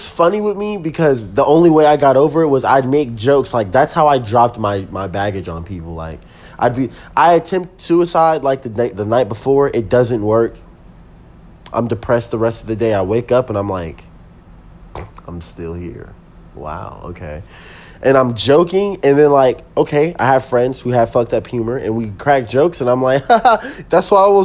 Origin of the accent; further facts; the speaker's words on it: Colorado, United States; I'm from Colorado